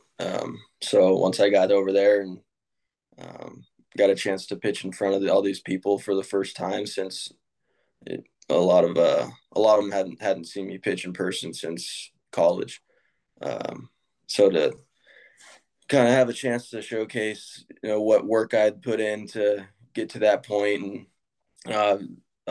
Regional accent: Sacramento, California, United States; born or raised there

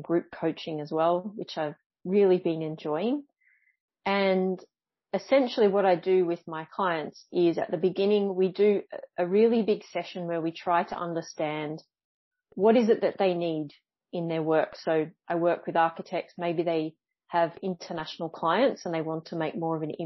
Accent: Australia; moved away as an adult; now in Montpellier, France; currently I am in the south of France in Montpellier, but I'm from Australia.

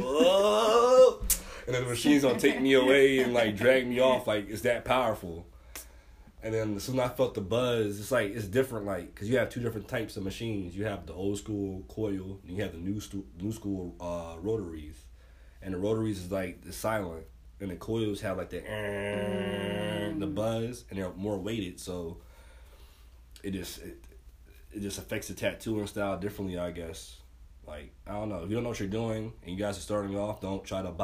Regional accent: Kissimmee, Florida, United States; Kissimmee, Florida.

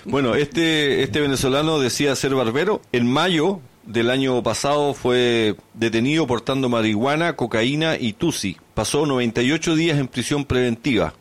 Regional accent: Chile; nos une a todos como chilenos

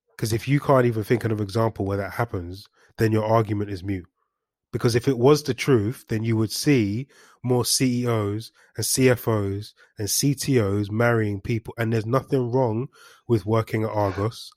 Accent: London, United Kingdom; I'm not from any hood. I'm from Highbury Hills

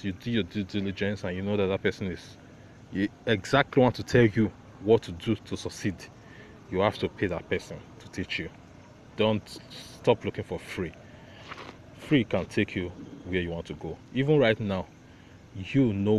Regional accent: Nigeria; about being Nigerian. We are always connected to new things

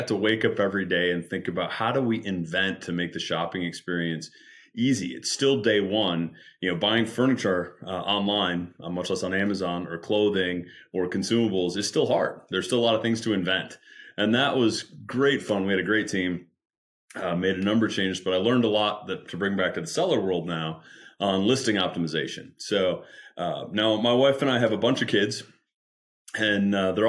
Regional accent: Michigan, United States; moved away; also born or lived in Seattle; I'm originally from the Midwest, from Michigan

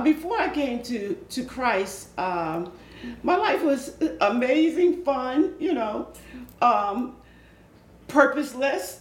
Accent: Philadelphia, Pennsylvania, United States; I am originally from South Philadelphia, okay. born and raised.

